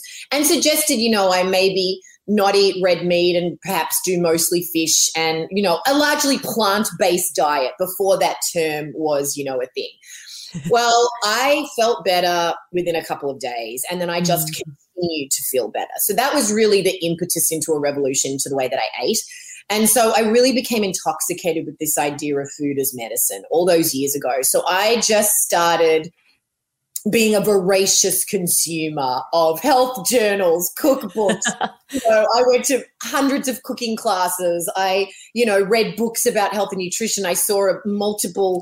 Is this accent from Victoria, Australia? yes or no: yes; Melbourne, Victoria, Australia; moved away as an adult; also born or lived in Los Angeles / Missouri; I'm Australian. I grew up in Melbourne, but my family lived and worked all over the world. So I went to a lot of, some international schools